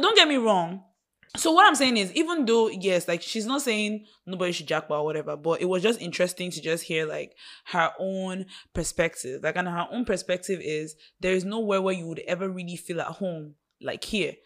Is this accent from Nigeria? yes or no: yes; Nigeria